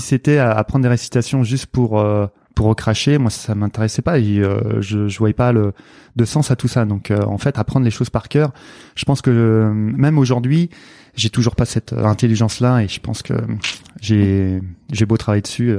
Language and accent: French; Nantes, Pays de la Loire, France; je suis né à Nantes